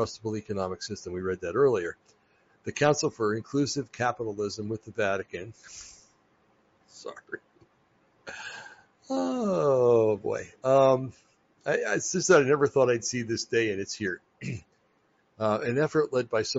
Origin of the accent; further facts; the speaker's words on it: New Jersey, United States; I come from New Jersey